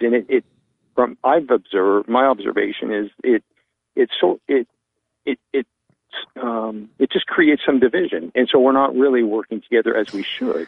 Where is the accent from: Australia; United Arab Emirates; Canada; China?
Canada; Vancouver, British Columbia; now in Callahan, United States; I'm from Vancouver, British Columbia.